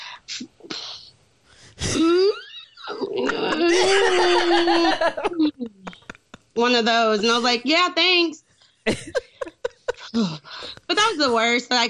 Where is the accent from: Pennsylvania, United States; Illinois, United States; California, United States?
Illinois, United States; Danville; I'm from Danville, so if y'all know that small town in Illinois